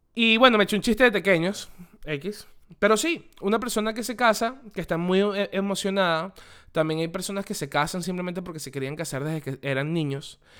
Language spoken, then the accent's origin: Spanish; Venezuela; moved away; Desde que yo salí de Venezuela